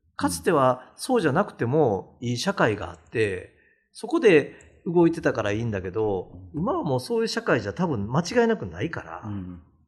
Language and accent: Japanese; Awaji Island, Hyogo, Japan; 僕も淡路島の温泉旅館で育った